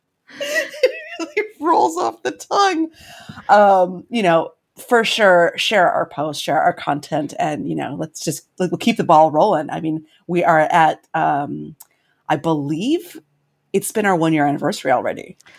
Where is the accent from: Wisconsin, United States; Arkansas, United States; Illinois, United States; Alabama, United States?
Wisconsin, United States; I'm from Wisconsin